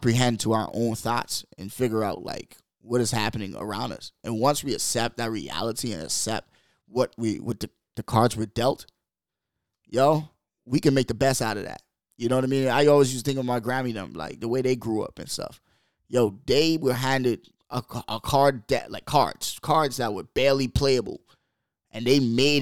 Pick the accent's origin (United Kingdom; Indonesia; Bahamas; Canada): Bahamas; moved away; I come from the Bahamas, man. Like, we're third world